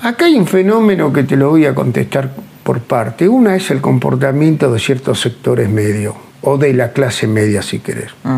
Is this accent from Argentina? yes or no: yes; Argentina; cómo nos manejamos los argentinos